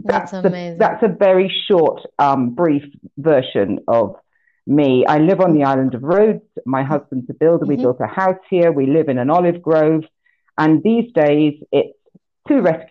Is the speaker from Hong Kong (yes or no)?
no; United Kingdom; now in Greece; my home country, the UK